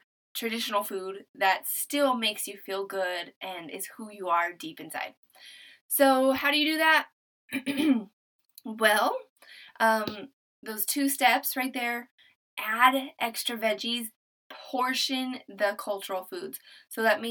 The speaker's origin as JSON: {"language": "English", "region": "New Mexico", "country": "United States", "moved": "yes", "lives_now": "Texas, United States", "said": "I'm from New Mexico. Originally, we're living in Texas. We're military"}